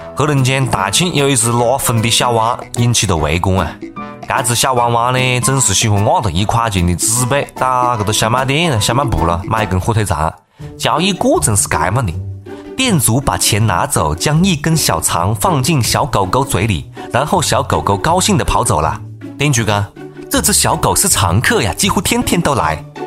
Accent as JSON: {"language": "Chinese", "town": "Changsha", "region": "Hunan", "country": "China", "accent": "Changsha dialect", "said": "我们我们长沙话里没得碰瓷这个这个讲法"}